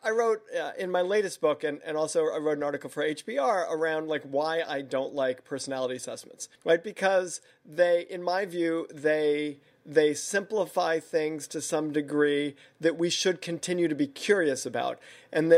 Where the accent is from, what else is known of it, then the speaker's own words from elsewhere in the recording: New York, United States; also born or lived in Savannah, Georgia; I'm Jewish from New York